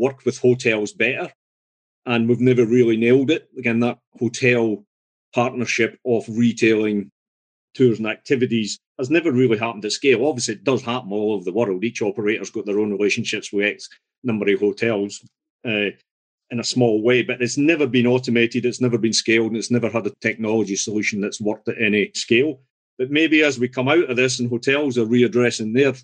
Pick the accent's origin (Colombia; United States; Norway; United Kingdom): United Kingdom; Scotland; I'm Scottish.